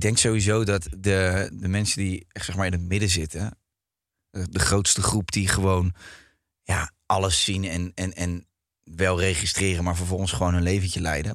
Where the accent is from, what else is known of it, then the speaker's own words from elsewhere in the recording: Rotterdam, South Holland, Netherlands; moved away as an adult; now in Ibiza, Spain; Ik kom uit Rotterdam. Ik vind het een hele leuke stad. En ik woon nu op Ibiza.